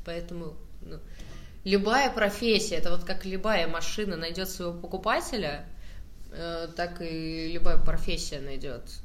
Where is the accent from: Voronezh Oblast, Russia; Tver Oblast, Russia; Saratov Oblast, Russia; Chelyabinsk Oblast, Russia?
Saratov Oblast, Russia; Saratov; я просто из Саратова